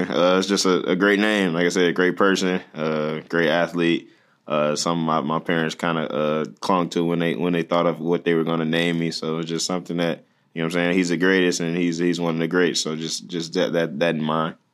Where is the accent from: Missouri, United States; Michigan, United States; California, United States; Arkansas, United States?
Michigan, United States; Detroit; I, like I said, I feel like if you're from there, you understand that's kind of the best city in the world.